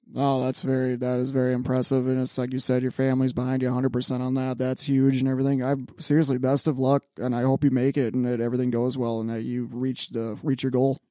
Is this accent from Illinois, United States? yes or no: yes; Chicago, Illinois, United States; moved away; I'm from Chicago